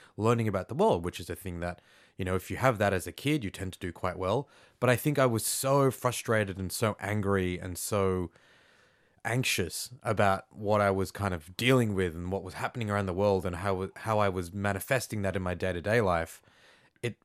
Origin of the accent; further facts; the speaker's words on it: Australia; I was as Australian as you could get.